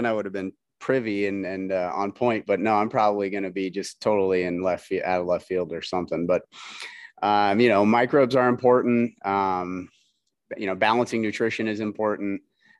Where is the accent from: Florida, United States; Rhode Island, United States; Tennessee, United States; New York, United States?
Florida, United States; moved away; also born or lived in California; I'm from Florida originally.